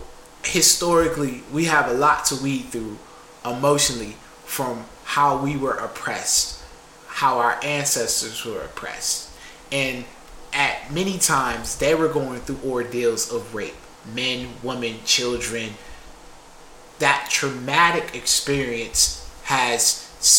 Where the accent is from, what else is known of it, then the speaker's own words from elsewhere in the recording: Buffalo, New York, United States; I am from Buffalo.